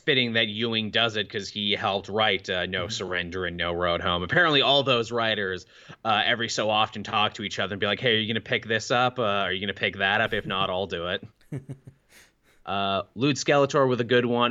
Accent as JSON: {"language": "English", "country": "Canada", "said": "us Canadians"}